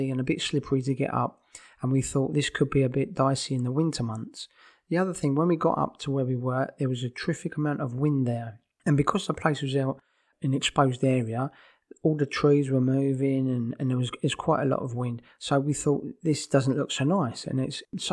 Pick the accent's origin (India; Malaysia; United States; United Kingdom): United Kingdom; Brighton, South East England; moved away as an adult; now in Spain; I was from Brighton